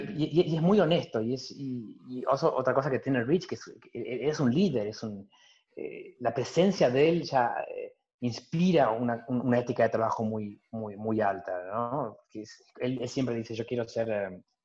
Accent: Lomas de Zamora, Buenos Aires Province, Argentina; moved away as an adult; now in Belgium; en Lomas de Zamora, soy muy argentino.

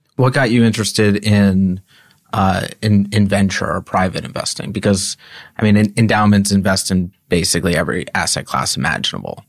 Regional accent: New York, United States; I grew up in Cobble Hill

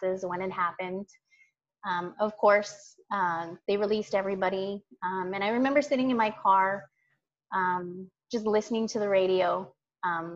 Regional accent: North Dakota, United States; moved away as an adult; I grew up in North Dakota

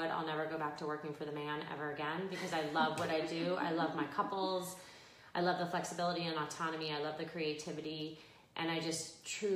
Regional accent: Pembroke Pines, Florida, United States; So I grew up in Pembroke Pines in Cooper City, which is just west of Fort Lauderdale.

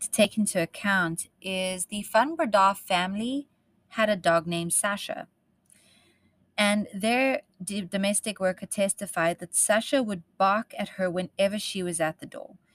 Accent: South Africa; accent: South African; moved away; I am South African and I spent most of my life growing up in the bush

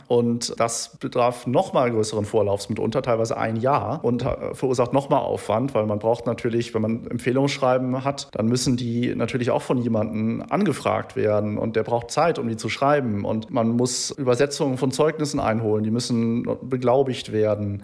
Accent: Germany; als Deutscher, der halt irgendwie so da durch die Bildungseinrichtungen ge gelaufen ist

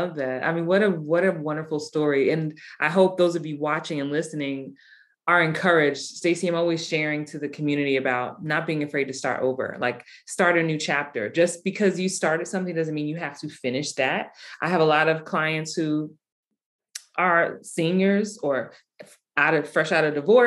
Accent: New York, United States; I'm from New York

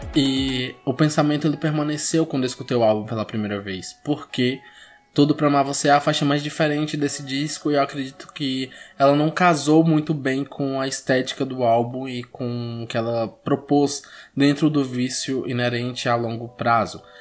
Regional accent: Bahia, Brazil; a Bahia, né, o meu estado natal

